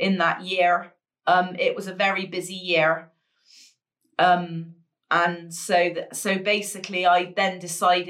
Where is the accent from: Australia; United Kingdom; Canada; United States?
United Kingdom; England; I was born in the July in England. We start school in a September